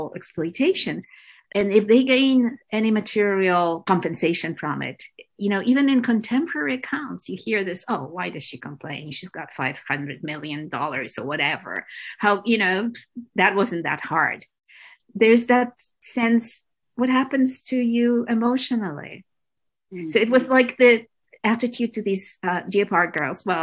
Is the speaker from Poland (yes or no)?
yes; Poland; now in Toronto, Canada; I grew up in Poland